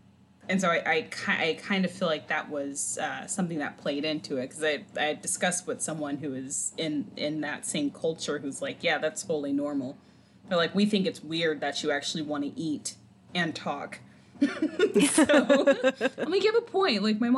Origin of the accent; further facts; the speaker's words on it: Los Angeles, California, United States; born there; because I was born in Los Angeles, so I didn't grow up there.